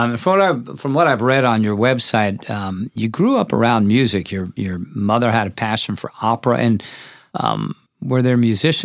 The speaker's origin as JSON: {"language": "English", "area": "Long Island", "region": "New York", "country": "United States", "tie": "born or raised there", "moved": "as an adult", "said": "I lived in New York, not in the city, but I lived on Long Island. I lived there for most of my life before I went to college."}